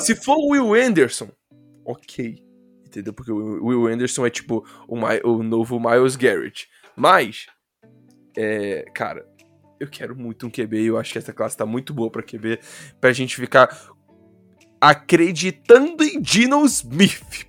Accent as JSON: {"language": "Portuguese", "region": "Rio de Janeiro", "country": "Brazil", "accent": "carioca"}